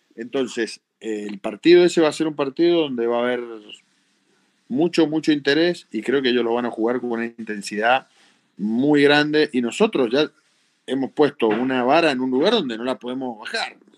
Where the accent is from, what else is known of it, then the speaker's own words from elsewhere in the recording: Argentina; somos, somos argentinos